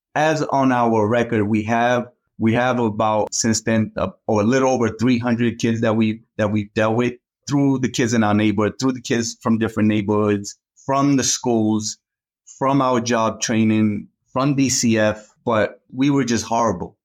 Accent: Boston, Massachusetts, United States; also born or lived in Cape Verde; I grew up in Boston, came over from the Cape Verde Islands

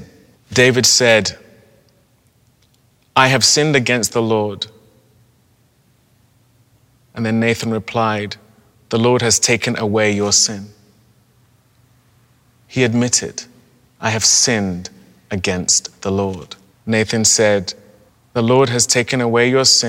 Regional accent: Nigeria; also born or lived in Europe; now in United States; as a Nigerian from a country that has dealt with the repercussions of colonialism, or as someone who has lived in Europe

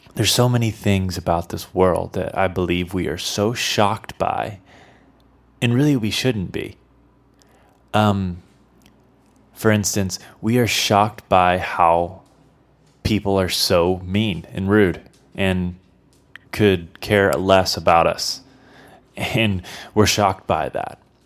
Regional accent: Midwest, United States; moved away; I, I was from the Midwest, so we, we had tornadoes.

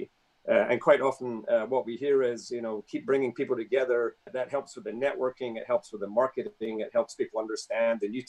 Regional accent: Methil, Scotland, United Kingdom; moved away as an adult; now in Washington State, United States; Over there in Fife, I grew up in Methil

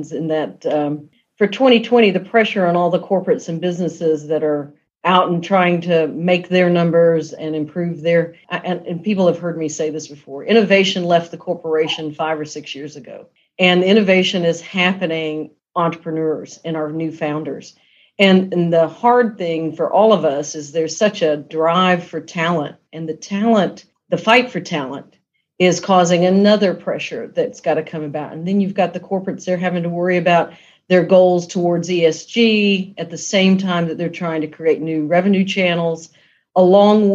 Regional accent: South Georgia, United States; I came from the South, grew up in South Georgia, and we're very scrappy people

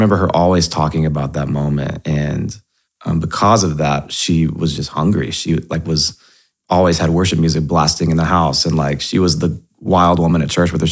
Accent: Nashville, Tennessee, United States; I grew up in Nashville. If you've ever been to Nashville, you realize that's pretty rare. There's not many of us from here.

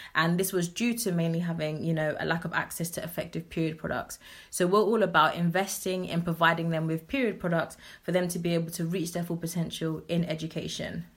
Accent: London, United Kingdom; I'm grown up in Southeast London, but my parents migrated here um, from Ghana in the 80s. So I'm originally Ghanaian.

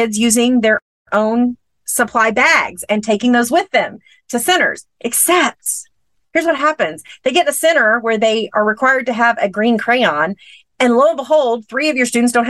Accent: Texas, United States; a town about 30 minutes from my hometown here in Texas

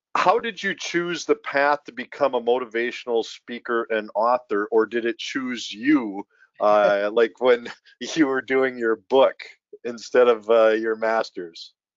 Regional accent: Minnesota, United States; another Minnesotan

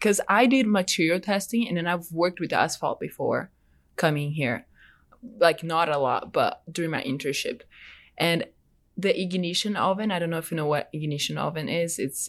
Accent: Salvador, Bahia, Brazil; now in United States; I'm from Brazil, like in the northeast area in a city called Salvador. It's a pretty big city.

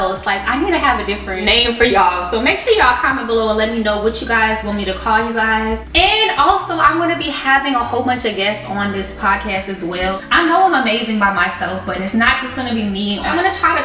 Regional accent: Chicago, Illinois, United States; I'm originally from Chicago, Illinois

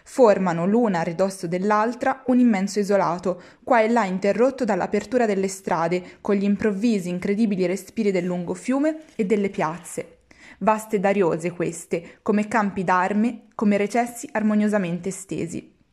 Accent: Florence, Tuscany, Italy; Firenze, che è la mia città d'origine

